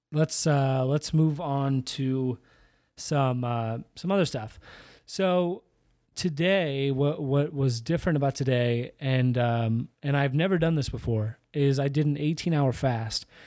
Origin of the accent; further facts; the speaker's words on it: Iowa, United States; I grew up in Iowa.